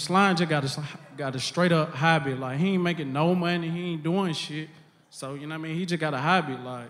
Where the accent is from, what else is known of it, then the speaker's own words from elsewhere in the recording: Stone Mountain, Georgia, United States; I'm from Stone Mountain